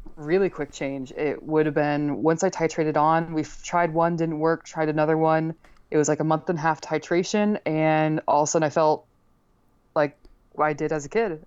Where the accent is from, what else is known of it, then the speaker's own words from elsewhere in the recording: Northeast, United States; moved away; also born or lived in Texas; I'm from the Northeast